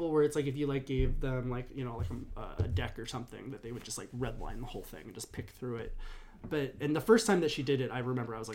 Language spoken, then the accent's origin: English; Berkeley, California, United States; In uh, Berkeley, California.